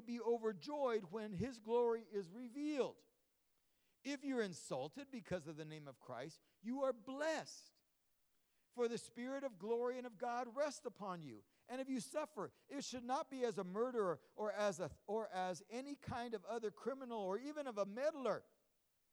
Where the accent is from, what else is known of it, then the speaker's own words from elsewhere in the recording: Los Angeles, California, United States; also born or lived in Fresno, California; I was born in Hollywood